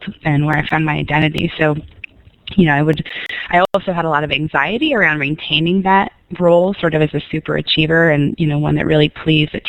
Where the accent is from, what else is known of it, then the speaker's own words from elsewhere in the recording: Sonoma, California, United States; moved away as an adult; also born or lived in San Francisco; now in Jackson, United States; I grew up in Northern California in a small town, Sonoma